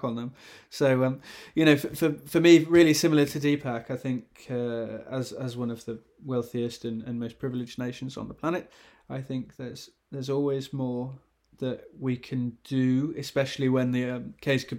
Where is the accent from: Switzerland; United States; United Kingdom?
United Kingdom; Wales; I'm Welsh